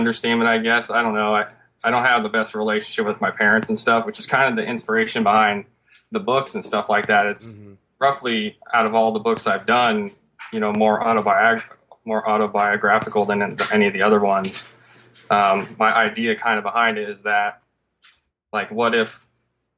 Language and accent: English; Covington, Washington, United States; we're both from Seattle, just a little town outside Seattle. But we're born and raised in this town called Covington